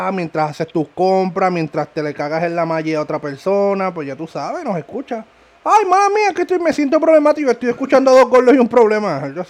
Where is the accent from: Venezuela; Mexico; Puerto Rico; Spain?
Puerto Rico; Ponce; Somos de Ponce, para que sepan.